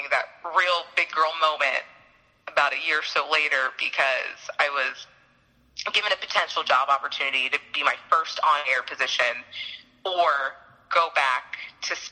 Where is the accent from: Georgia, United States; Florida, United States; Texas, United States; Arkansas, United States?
Florida, United States; Central; I grew up in Central Florida when I was in high school